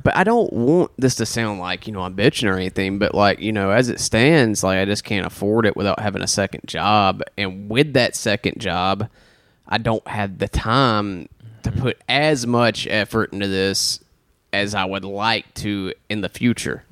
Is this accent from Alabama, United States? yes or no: yes; Alabama, United States; I'm from Alabama